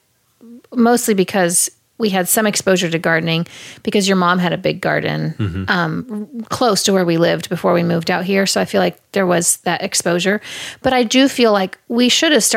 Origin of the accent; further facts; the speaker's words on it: Kansas City, United States; I grew up in Kansas City